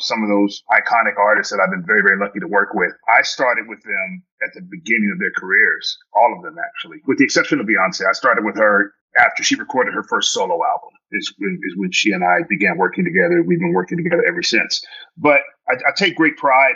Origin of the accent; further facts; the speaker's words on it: Denver, Colorado, United States; also born or lived in Philadelphia, Pennsylvania / Oakland, California; I was born in Philly. We lived in Oakland, California, and then we moved to Denver when I was in the fifth grade